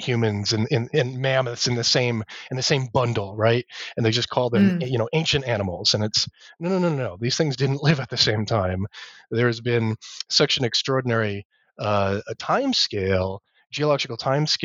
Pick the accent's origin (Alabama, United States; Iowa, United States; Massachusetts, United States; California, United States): Massachusetts, United States; So I grew up in Massachusetts, in New England, which is where I teach now. So I'm sort of still home